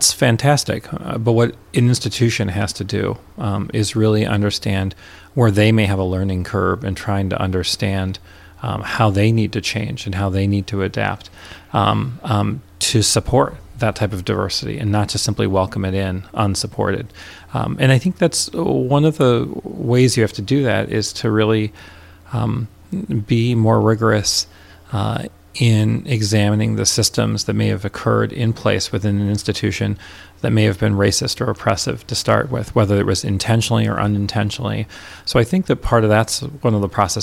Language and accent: English; Rochester, New York, United States; moved away as an adult; also born or lived in Richmond, Indiana / Washington, D.C.; now in Minneapolis, United States; I grew up in Rochester, New York